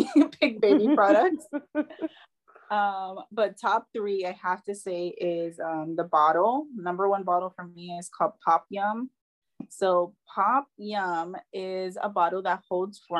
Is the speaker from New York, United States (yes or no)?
yes; New York, United States; moved away; we're from New York